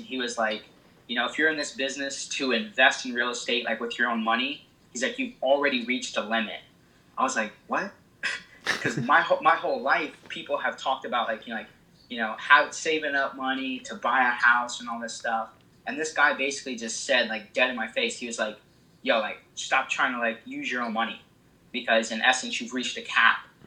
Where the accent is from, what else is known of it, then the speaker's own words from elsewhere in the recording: Illinois, United States; moved away as an adult; now in East Coast, United States; I'm originally from Illinois, and I moved out here to the East Coast.